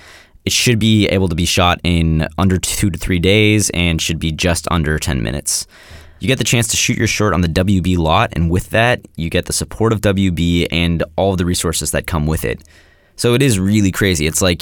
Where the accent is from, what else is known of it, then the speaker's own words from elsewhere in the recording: Marin County, California, United States; I'm from Marin, too.